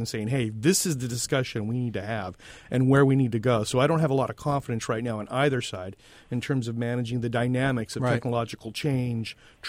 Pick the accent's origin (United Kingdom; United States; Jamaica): United States; Southern California; I'm from Southern California, but I used to go to Boston a lot.